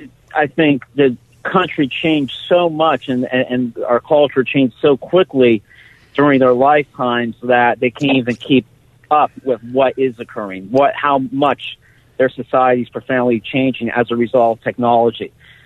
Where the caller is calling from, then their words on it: Hazleton, Pennsylvania, United States; I'm calling you from Hazleton today